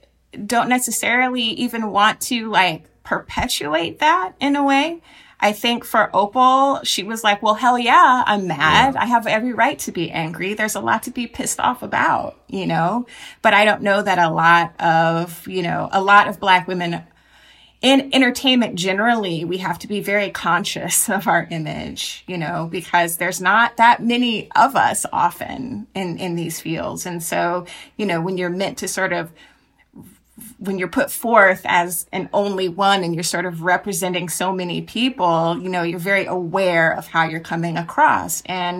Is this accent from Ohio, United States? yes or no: no; Jacksonville, Florida, United States; So I'm from Jacksonville, Florida, which is, of course, you know, hometown